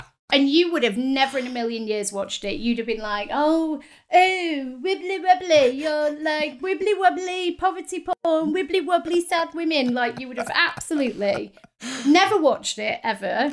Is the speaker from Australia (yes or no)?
no; the north of England, United Kingdom; accent: northern; my accent, my northern accent was horrible during the interview